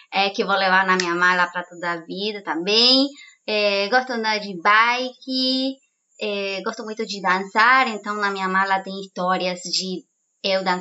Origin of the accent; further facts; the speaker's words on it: San Nicolás de los Arroyos, Buenos Aires Province, Argentina; Portuguese is a second language; moved away as an adult; also born or lived in Rosario; now in Brazil; Eu sou argentina. É, detalhe importante, né? É, sou da Argentina, de uma cidade pequenininha que se chama San Nicolás, que lá está toda a minha família, meus amigos, e eu estudei por sete anos em Rosário